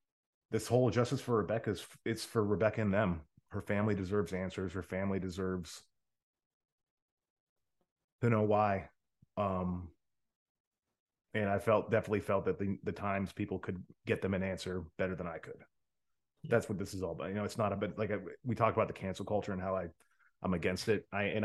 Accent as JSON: {"language": "English", "region": "Rust Belt", "country": "United States", "tie": "born or raised there", "said": "No, so my life, and I'll tell you, I grew up in the America, we call it the Rust Belt. That is the area of the country, kind of like Buffalo to Cleveland to Toledo, to just kind of that corridor all the way through Michigan to Detroit"}